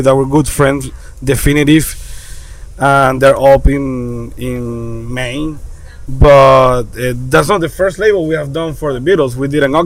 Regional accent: Venezuela; now in Florida, United States; We are from Venezuela, born and raised

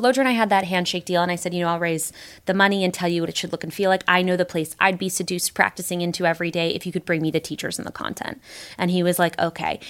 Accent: Los Angeles, California, United States; I was born and raised in Los Angeles, California

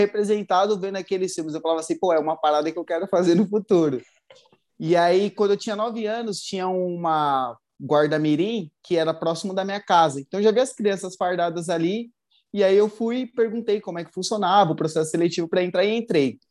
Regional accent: São Paulo, Brazil; tenho 30 anos, sou natural de São Paulo

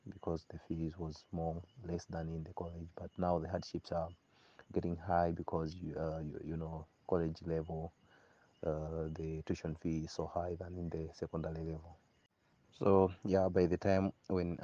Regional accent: Malawi; also born or lived in Lilongwe, Malawi; I am from Lolo area, and that's where I am currently doing having my holiday

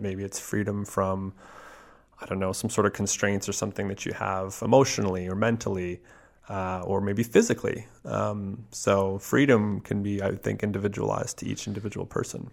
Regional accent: Canada; as a Canadian

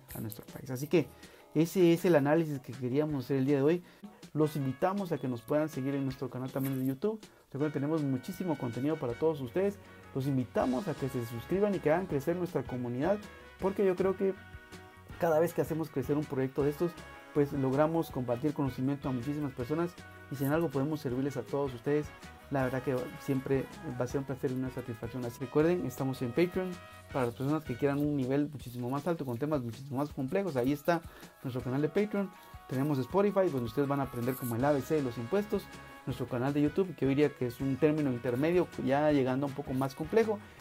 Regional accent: Guatemala; los guatemaltecos

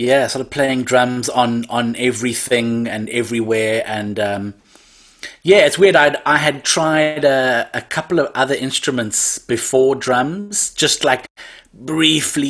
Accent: Cape Town, Western Cape, South Africa; I'm born and raised in Cape Town. Cape Town, South Africa

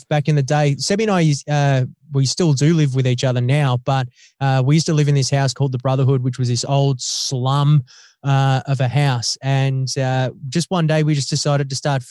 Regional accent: Australia; I was Australian

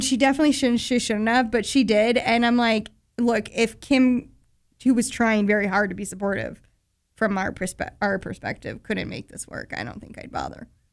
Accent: Murray, Utah, United States; … from my hometown

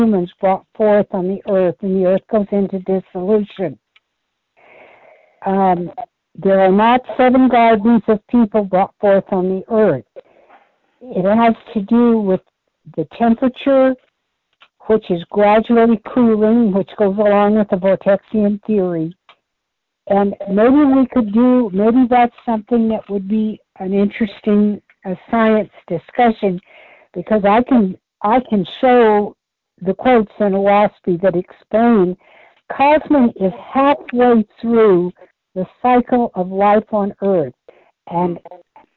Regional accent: Oregon, United States; where I grew up in Oregon

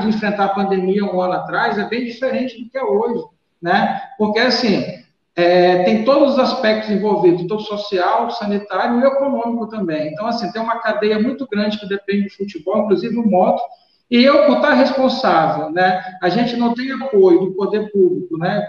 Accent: Rio de Janeiro, Brazil; now in Maranhão, Brazil; Eu, quando eu cheguei no Maranhão, sabe que eu sou carioca, né? Eu cheguei em 91.

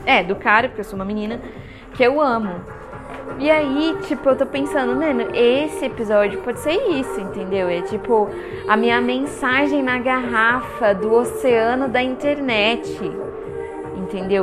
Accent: Guarulhos, São Paulo, Brazil; accent: paulistano; also born or lived in Taubaté; nasci em Guarulhos

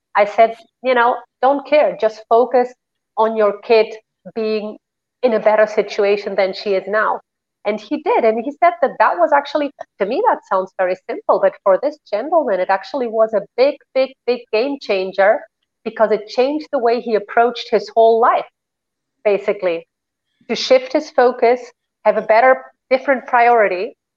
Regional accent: Spain; moved away; also born or lived in Germany; I was raised in Spain

